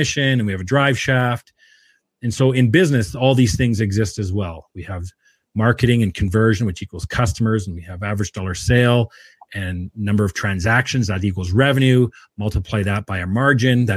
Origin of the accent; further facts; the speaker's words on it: Williams Lake, British Columbia, Canada; moved away; also born or lived in Edmonton / Calgary; I'm born and raised in Williams Lake, BC, grew up with my mother, my grandmother